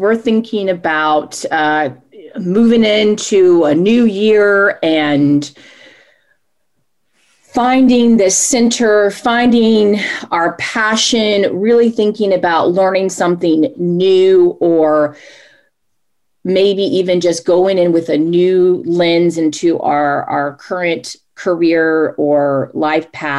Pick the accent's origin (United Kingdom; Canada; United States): United States; Charlotte, North Carolina; Born and raised in Charlotte, North Carolina. I'm a Charlotte native